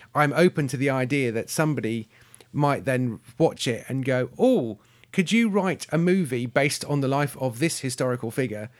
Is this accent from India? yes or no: no; United Kingdom; I'm British